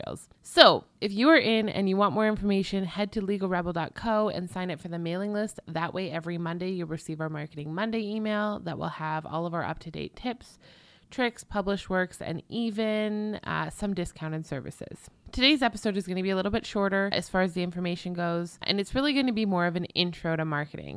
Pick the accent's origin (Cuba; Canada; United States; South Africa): Canada; I'm clearly Canadian